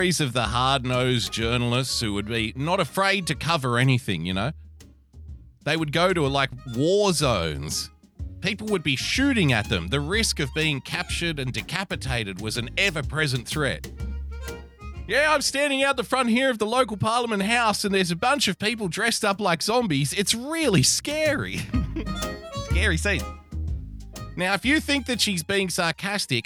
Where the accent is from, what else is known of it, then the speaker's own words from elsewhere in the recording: Australia; as an Australian